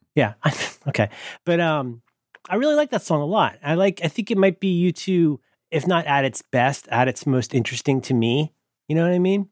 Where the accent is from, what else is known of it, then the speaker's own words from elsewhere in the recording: Ohio, United States; I'm from Ohio